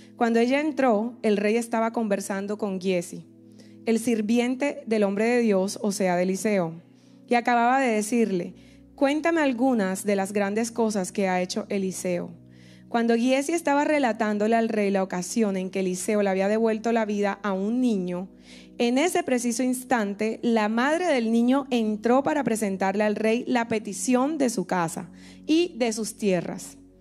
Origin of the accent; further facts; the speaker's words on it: Colombia; now in Miami, United States; soy colombiana, tengo el honor, eso, aquí está Colombia presente